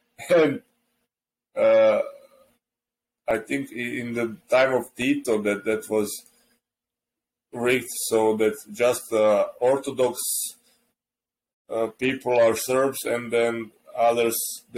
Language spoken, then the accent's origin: English; Bosnia & Herzegovina; I'm a Serb from Bosnia, so I'm Bosanac.